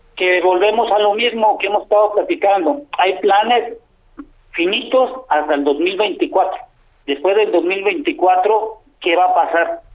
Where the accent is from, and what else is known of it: Mexico